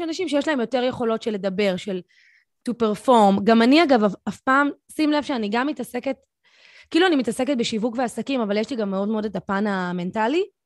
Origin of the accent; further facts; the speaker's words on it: Tel Aviv, Tel Aviv District, Israel; הייתי ילדה צפונבונית תל אביבית